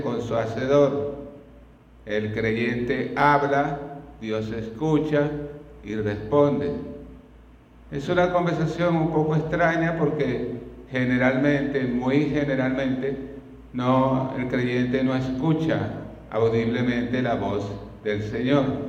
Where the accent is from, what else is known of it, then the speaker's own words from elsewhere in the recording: Venezuela; el río Orinoco de nuestro país